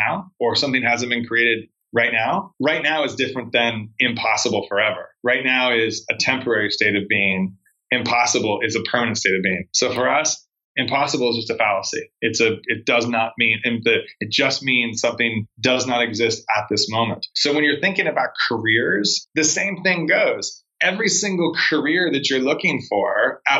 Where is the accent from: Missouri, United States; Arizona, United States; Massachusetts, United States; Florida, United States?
Arizona, United States; moved away as an adult; also born or lived in Long Beach, California / Los Angeles / Spain / Portugal; I was born in Long Beach, California, but I grew up in Arizona